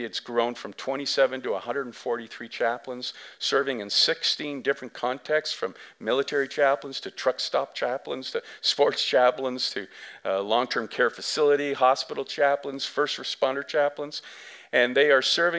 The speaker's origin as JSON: {"language": "English", "country": "Canada", "said": "we as English Canadians"}